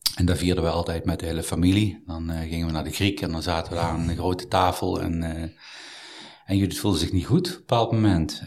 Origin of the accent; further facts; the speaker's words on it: Mierlo, North Brabant, Netherlands; also born or lived in Eindhoven / Amsterdam; verder gegaan in mijn geboortedorp, Mierlo, waar ik acht jaar heb gezeten